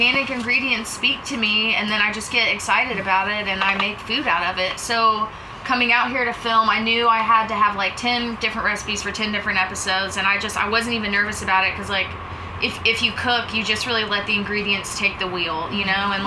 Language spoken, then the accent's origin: English; Lafayette, Louisiana, United States; also born or lived in Baton Rouge, Louisiana; I'm originally from Lafayette, Louisiana and Baton Rouge